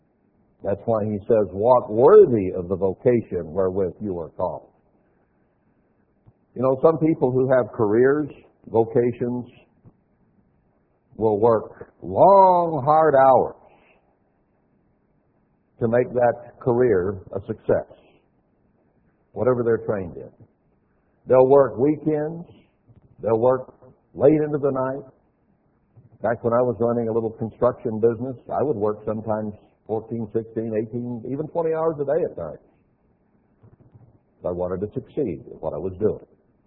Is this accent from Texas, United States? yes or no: yes; Texas, United States; born there; also born or lived in Alaska / Montana / Wyoming; Now, I was born in Texas. I'm not from Texas. I lived in Alaska and liked it a whole lot better, in Montana and Wyoming and other places as well